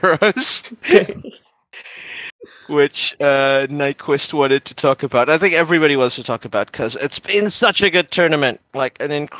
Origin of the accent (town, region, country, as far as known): Auckland, New Zealand; born or raised there